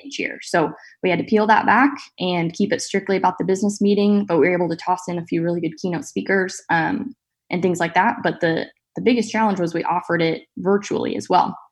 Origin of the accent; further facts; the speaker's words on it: Central Valley of California, United States; now in Saint Joseph, United States; I grew up actually in the Central Valley of California on my family's row crop farm